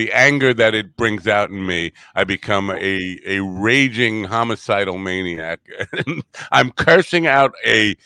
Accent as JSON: {"language": "English", "region": "New York", "country": "United States", "accent": "New York", "said": "my New York accent"}